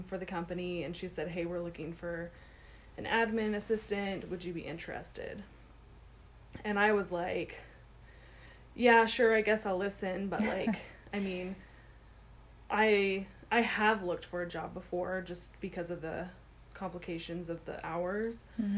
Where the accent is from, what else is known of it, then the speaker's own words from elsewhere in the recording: Washington, District of Columbia, United States; born there; also born or lived in Virginia; My dad was in the military when I was born, so we lived over on the East Coast in Virginia. I was born in Washington, D.C. at the Walter Reed Army M